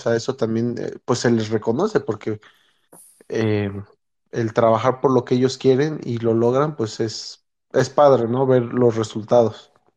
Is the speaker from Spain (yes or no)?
no; Mexico; moved away as an adult; also born or lived in United States / State of Mexico; now in Utah, United States; yo me considero latino porque crecí en México